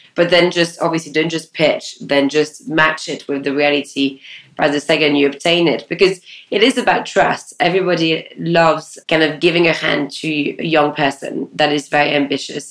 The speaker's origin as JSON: {"language": "English", "country": "France", "tie": "born or raised there", "moved": "yes", "said": "I grew up in Ile which is a tiny island off the west coast of France"}